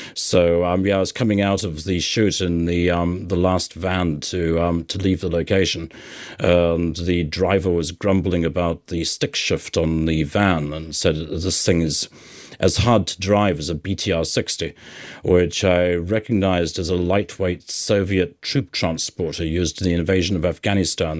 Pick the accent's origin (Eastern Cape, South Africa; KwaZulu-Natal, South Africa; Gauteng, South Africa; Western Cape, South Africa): Western Cape, South Africa; Cape Town; moved away; I grew up in Cape Town.